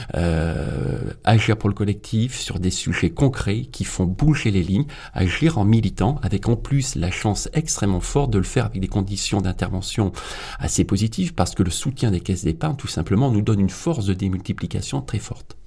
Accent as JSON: {"language": "French", "region": "Auvergne-Rhône-Alpes", "country": "France", "tie": "born or raised there", "said": "dans ma région d'origine. Je suis auvergnat"}